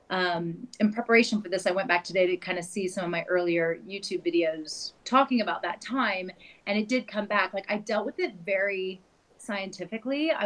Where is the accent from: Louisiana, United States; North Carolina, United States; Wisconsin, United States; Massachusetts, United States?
North Carolina, United States; moved away as an adult; also born or lived in New York / United Kingdom; now in Switzerland; I am originally from the United States, from North Carolina. And I grew up there and then lived in New York for about 10 years.